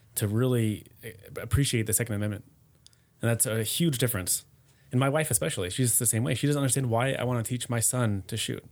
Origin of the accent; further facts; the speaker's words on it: United States; moved away as an adult; now in Germany; being an American but living abroad